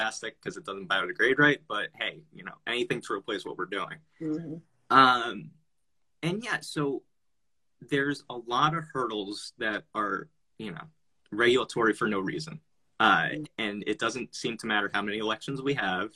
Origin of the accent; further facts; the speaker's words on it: New Jersey, United States; now in Las Vegas, United States; I grew up in Jersey